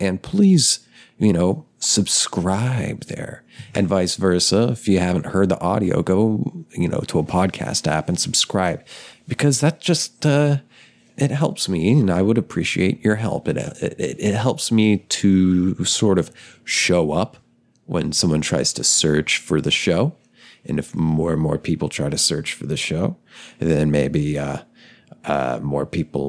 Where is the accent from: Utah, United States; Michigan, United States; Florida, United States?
Florida, United States; Chipley; I am from Chipley, Florida.